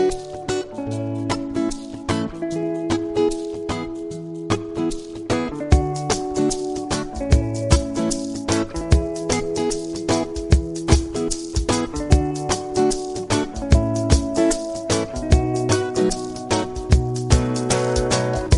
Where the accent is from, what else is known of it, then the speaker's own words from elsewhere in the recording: United States; we're American